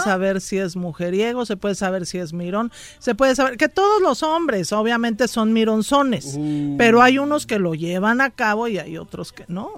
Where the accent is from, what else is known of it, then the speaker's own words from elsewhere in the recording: Mexico City, Mexico; del DF. Mi papá era de Morelos